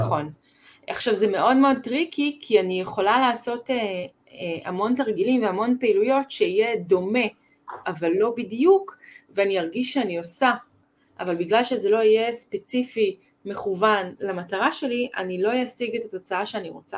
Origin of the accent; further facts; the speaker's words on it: Israel; also born or lived in United States (ancestry); אני חצי אמריקאית. בבית שלנו, אבא שלי למד בקורנל, הוא היה שחקן פוטבול שם, כן, וכאילו היה ברור שעושים ספורט. כאילו, כמו המשפחה האמריקאית שיש אה, לקרוס ויש זה ויש זה, אצלנו זה היה רק עם mm-hmm. הדברים שיש בישראל